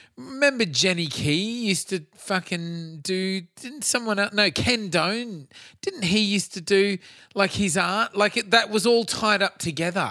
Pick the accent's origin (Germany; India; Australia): Australia; as an Aussie kid